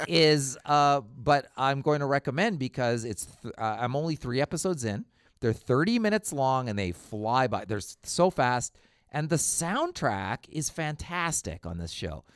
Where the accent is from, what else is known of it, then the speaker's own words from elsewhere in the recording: Canada; I'm Canadian